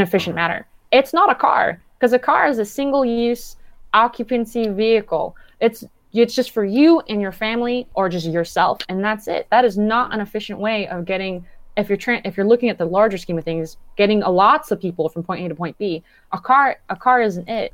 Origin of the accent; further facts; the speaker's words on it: Downey, California, United States; I grew up and live in Downey, California.